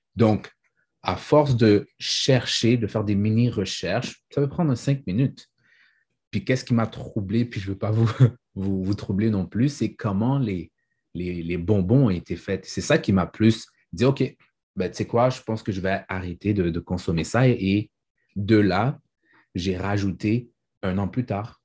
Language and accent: French; Haiti; Je suis un haïtien et ma mère fait bien à manger.